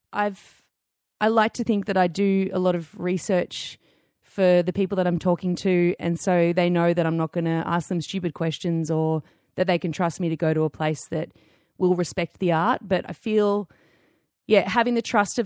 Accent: Melbourne, Victoria, Australia; growing up in Melbourne

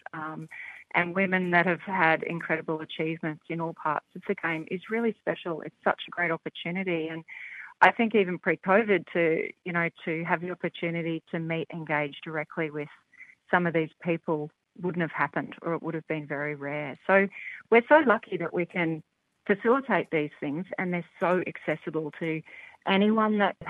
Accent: Australia; accent: Australian; you'll hear from my accent that I'm Australian born and bred

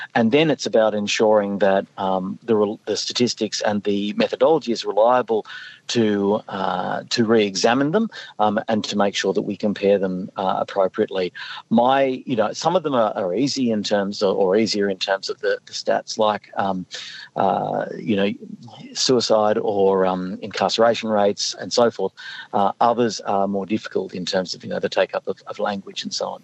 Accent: Northern Rivers, New South Wales, Australia; I'm from the Northern Rivers.

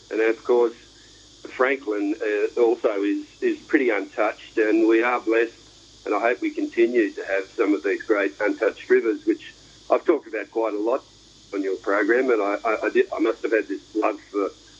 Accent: Australia; I'm an Australian. I'm not an English Australian or an Irish Australian or a Chinese Australian, so this is all I've got. My heritage is here, my culture's here, I was born here, I'll die here.

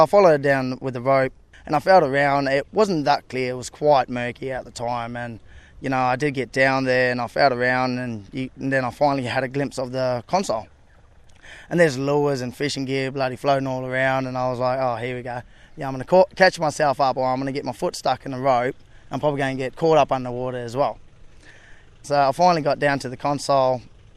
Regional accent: Daly River, Northern Territory, Australia; moved away; I'm from Dad River, like fresh water, not really used to the salt water, because if you've seen the creeks and stuff, I swam in down in Daly River

